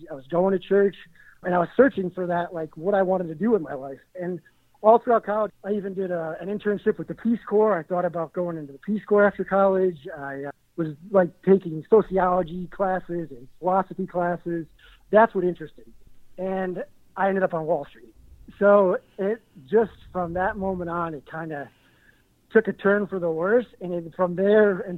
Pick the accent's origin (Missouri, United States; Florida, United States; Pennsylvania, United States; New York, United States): Pennsylvania, United States; Dunmore; now in Weehawken, United States; So I was born in Scranton, Pennsylvania, a little town outside it called Dunmore.